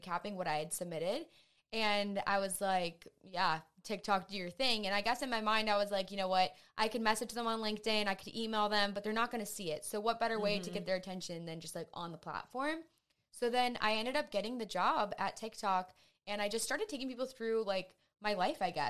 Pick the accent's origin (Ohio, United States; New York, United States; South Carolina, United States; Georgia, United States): Ohio, United States; Painesville; I'm actually from Painesville. So So I grew up there.